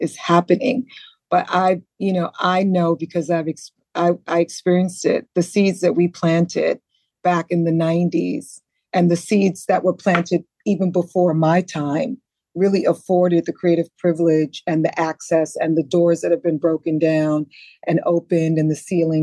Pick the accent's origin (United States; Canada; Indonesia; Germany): United States; New York City, New York; also born or lived in Antigua; growing up in the Bronx